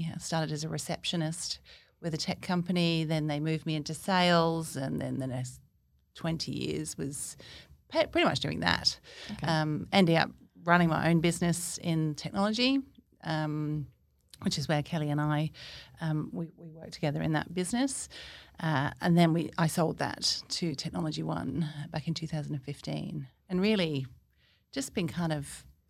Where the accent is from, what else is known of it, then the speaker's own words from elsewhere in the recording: Cornwall, South West England, United Kingdom; moved away as an adult; now in Australia; I grew up in Cornwall in England.